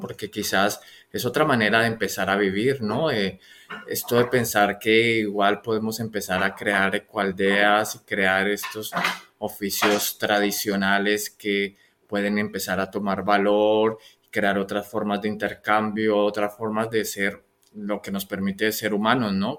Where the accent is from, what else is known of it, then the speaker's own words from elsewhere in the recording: Colombia; yo soy colombiano